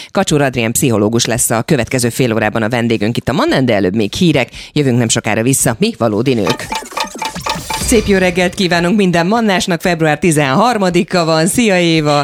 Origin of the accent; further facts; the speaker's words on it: Esztergom, Komárom-Esztergom, Hungary; mi Esztergomban, ahol a családi ház volt, és ahol én felnőttem, az a Dunaparton volt